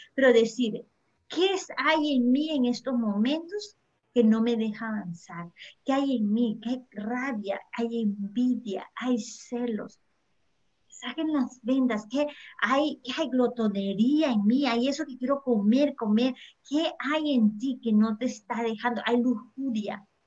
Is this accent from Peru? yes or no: yes; Peru; now in United States; dejé mi país en Perú porque yo soy peruana, no vine a Estados Unidos